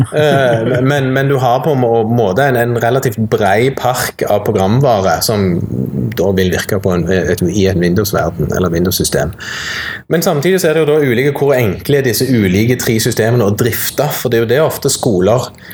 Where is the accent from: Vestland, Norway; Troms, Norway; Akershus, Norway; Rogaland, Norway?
Rogaland, Norway; Sandnes; now in Stavanger, Norway; jeg er jo sånn sett født og oppvokst i Sandnes, nabokommunen her